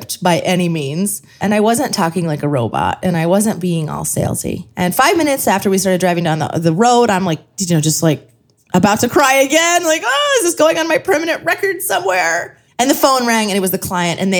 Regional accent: Scranton, Pennsylvania, United States; I am from Scranton.

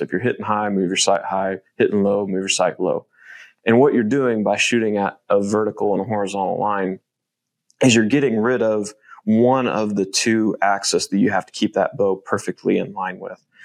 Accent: Midwest, United States; growing up in the Midwest

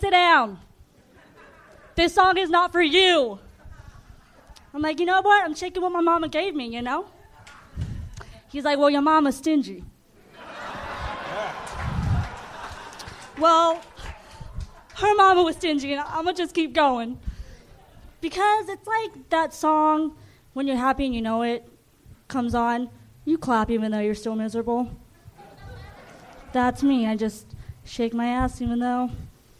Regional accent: Long Beach, California, United States; moved away; also born or lived in Claremont, California; I'm originally born in Long Beach, but I live in Inland Empire, Claremont

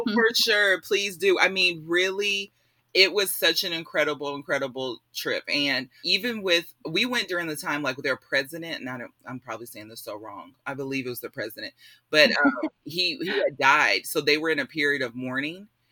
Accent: Spring / The Woodlands area, Texas, United States; also born or lived in Illinois; I grew up in the Spring Woodlands area, so um, I was the only black kid most of my life growing up there

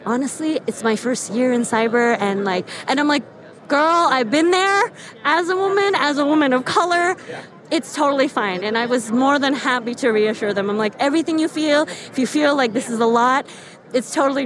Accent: the Bay Area, California, United States; I'm originally from the Bay

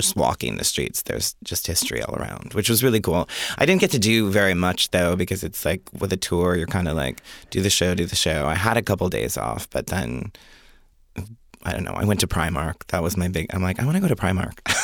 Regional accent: Jamestown, New York, United States; moved away; also born or lived in Rochester, New York; I was born in Jamestown, New York

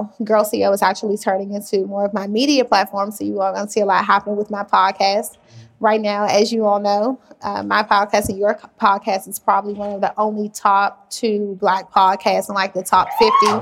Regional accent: Washington, District of Columbia, United States; I grew up in Washington, D.C.

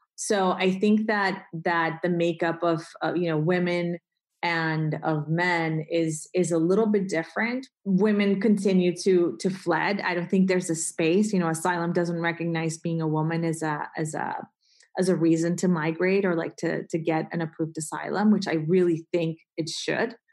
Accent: Colombia; moved away; I grew up in Colombia

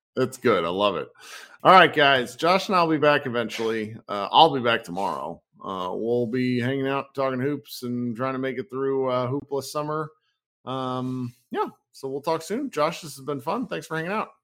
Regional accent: Virginia, United States; now in Dallas, United States; I was a guy from Virginia

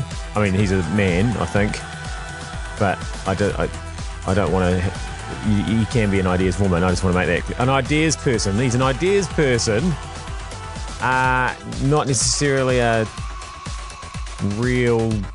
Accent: Hamilton, Waikato, New Zealand; I am from Hamilton

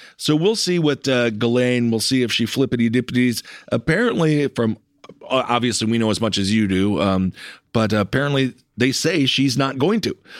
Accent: United States; as an American

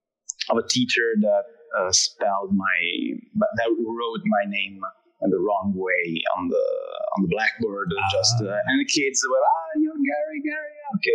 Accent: Italy; accent: Italian; English is a second language; I'm Italian, so my accent is just changing every word.

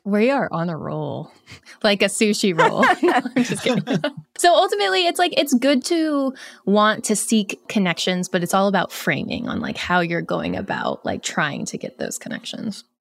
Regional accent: Vermont, United States; I grew up in Vermont

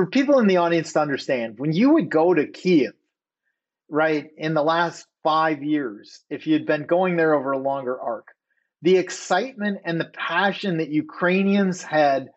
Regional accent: United States

